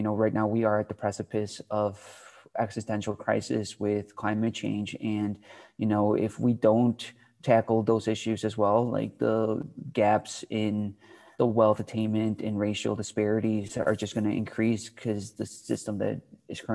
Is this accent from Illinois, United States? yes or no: yes; Chicago, Illinois, United States; I'm from Chicago